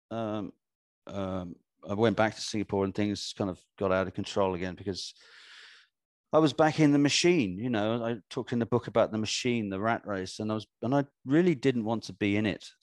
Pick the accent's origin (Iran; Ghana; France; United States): Ghana; born there; Yeah, I was born in Ghana, so you know that search already begun before we were born